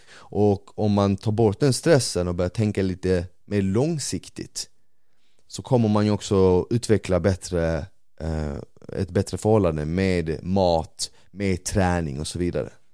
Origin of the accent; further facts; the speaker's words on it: Malmö, Skåne, Sweden; also born or lived in Bosnia; när jag växte upp på Rosengård